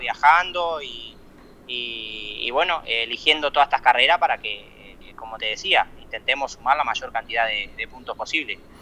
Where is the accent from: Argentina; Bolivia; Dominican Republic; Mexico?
Argentina; Colón, Entre Ríos; also born or lived in Italy; yo donde me crié corriendo en Entre Ríos